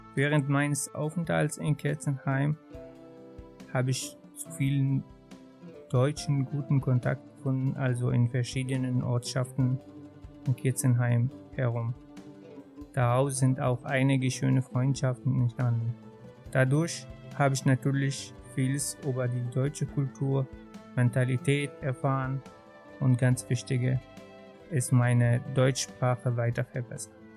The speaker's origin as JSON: {"language": "German", "town": "Hama", "region": "Hama Governorate", "country": "Syria", "tie": "born or raised there", "also_born_or_lived": "Darmstadt, Germany", "second_language": "German", "moved": "as an adult", "lives_now": "Germany", "said": "geboren in Hama und das liegt in der Mitte von Syrien. Dort bin ich aufgewachsen"}